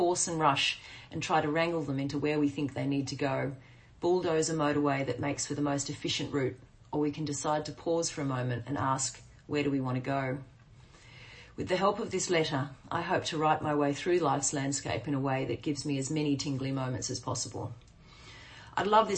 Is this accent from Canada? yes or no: no; Queensland, Australia; moved away as an adult; back in my hometown, 25 years after I left